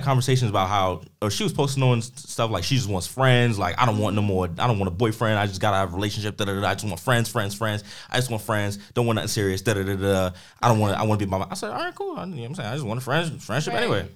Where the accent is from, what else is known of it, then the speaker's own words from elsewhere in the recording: New York City, New York, United States; I'm from Harlem.